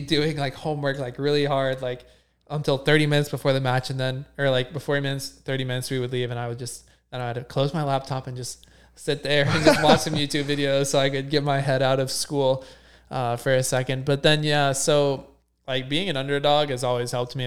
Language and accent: English; near Cincinnati, Ohio, United States; I grew up in Ohio